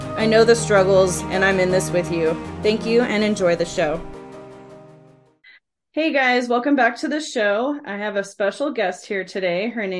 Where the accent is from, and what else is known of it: San Francisco Bay Area, California, United States; born or raised there; now in Nevada, United States